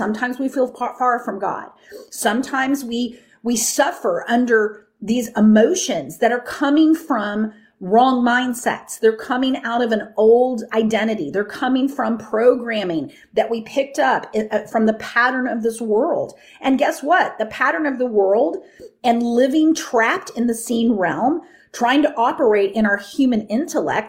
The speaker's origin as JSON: {"language": "English", "region": "Texas", "country": "United States", "tie": "born or raised there", "said": "I grew up in the Bible Belt, right? I grew up in Texas."}